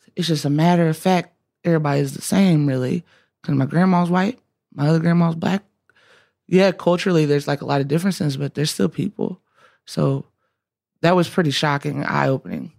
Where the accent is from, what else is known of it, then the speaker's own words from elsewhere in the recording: Alabama, United States; I'm from Alabama